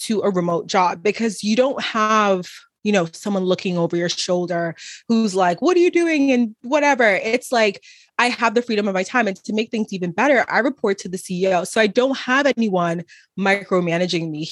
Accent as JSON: {"language": "English", "country": "Trinidad & Tobago", "moved": "yes", "lives_now": "Dallas, United States", "said": "I'm from Trinidad and Tobago, from literally the islands"}